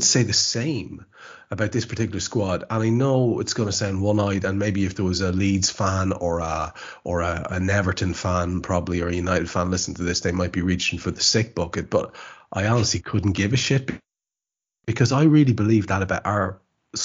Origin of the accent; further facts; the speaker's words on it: Ireland; As an Irishman